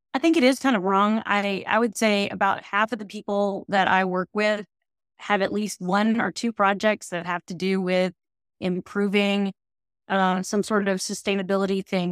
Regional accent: Temple, Texas, United States; also born or lived in College Station, Texas; I grew up in Temple, uh, which is about an hour and a half from here

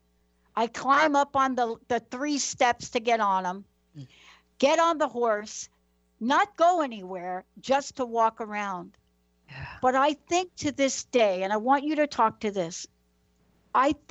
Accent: New York City, New York, United States; When I was young, I'm a girl from the Bronx, New York.

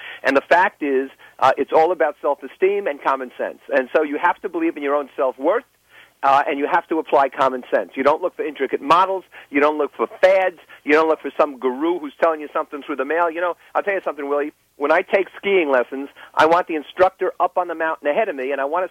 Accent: Union City, New Jersey, United States; I grew up in Union City, New Jersey, the most densely populated city in the country, inner city

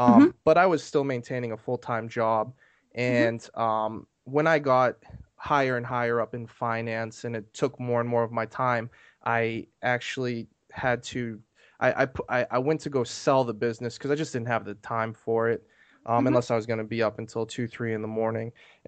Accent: Maine, United States; moved away as an adult; now in Maryland, United States; I'm from Maine originally, but I moved to Maryland for college.

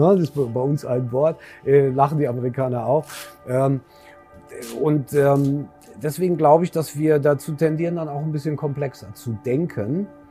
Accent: Germany; sind wir Deutsche

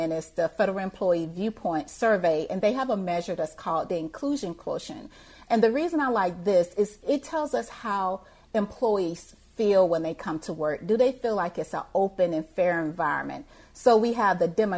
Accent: Thompson, Georgia, United States; moved away; where I grew up in Thompson, Georgia, it's rural Georgia

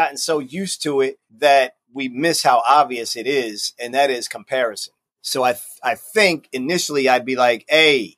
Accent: Baltimore, Maryland, United States; Baltimore, my hometown.

